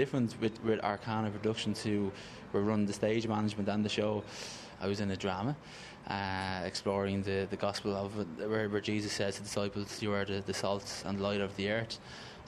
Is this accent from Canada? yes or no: no; Ireland; I just define myself as regular Irish